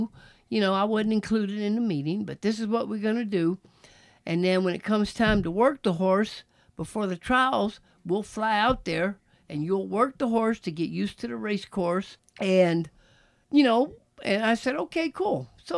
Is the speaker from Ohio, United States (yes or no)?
no; Texas, United States; You know, I'm from Texas, man, riding at Texas.